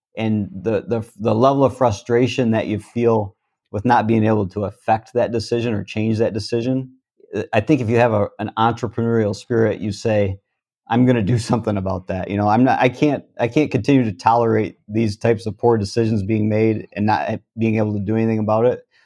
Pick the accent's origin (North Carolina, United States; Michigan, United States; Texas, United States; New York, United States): Michigan, United States; Vassar; also born or lived in Lapeer, Michigan / Otisville, Michigan; I actually grew up in Vassar